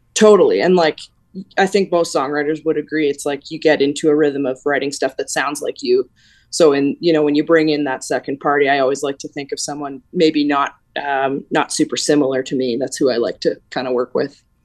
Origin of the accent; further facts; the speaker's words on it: Alberta, Canada; when we were kids, like you're saying in Alberta